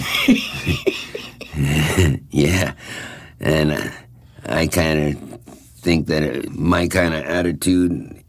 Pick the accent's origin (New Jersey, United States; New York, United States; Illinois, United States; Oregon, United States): New York, United States; Babylon; born or raised there; also born or lived in Brooklyn, New York